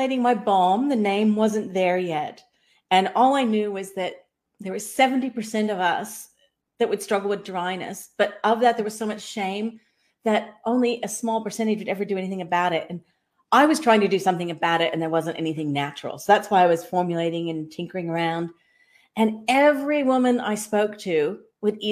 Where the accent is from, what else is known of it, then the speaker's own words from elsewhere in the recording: Kansas, United States; moved away as an adult; also born or lived in Sydney, Australia / Southeast Queensland, Australia; now in Far North Queensland, Australia; I was a Kansas-born girl